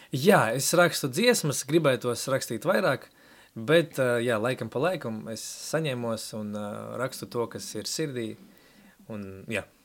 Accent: Latvia; first language Russian; Latvian is a second language; izaugu ģimenē, kas bija atbraukusi uz Latviju. Sanāk, tētis no Ukrainas, mamma no Baltkrievijas

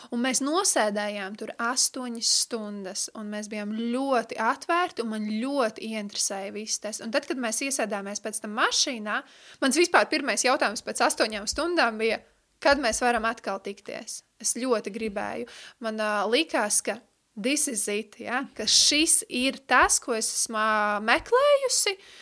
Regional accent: Riga, Latvia; esmu no Rīgas

